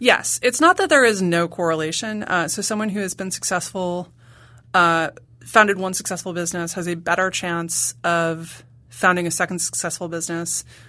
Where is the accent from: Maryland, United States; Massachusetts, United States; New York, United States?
New York, United States; New York City; I grew up in Manhattan